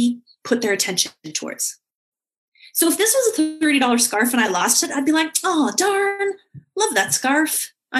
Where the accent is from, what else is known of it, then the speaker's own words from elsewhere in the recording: Canada; I come from Canada